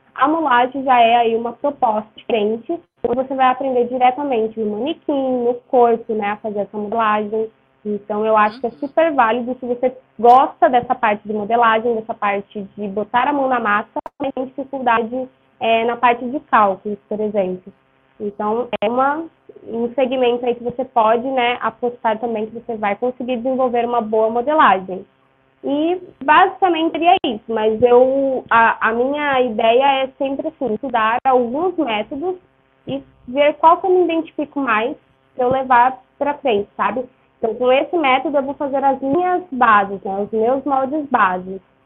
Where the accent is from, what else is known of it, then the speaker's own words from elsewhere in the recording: Ourinhos, São Paulo, Brazil; Eu sou de Ourinhos, no interior de São Paulo